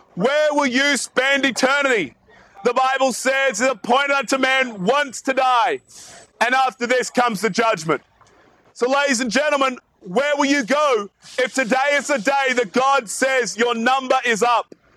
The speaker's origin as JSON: {"language": "English", "country": "Australia", "said": "As you can probably tell from my accent, I'm not actually from around here. I'm from way, way, way down south in Australia"}